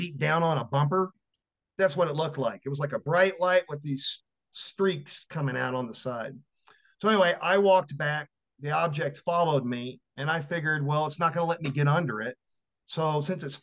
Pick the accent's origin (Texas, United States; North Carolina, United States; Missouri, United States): Texas, United States; Victoria; my hometown was, during the time, was Victoria, Texas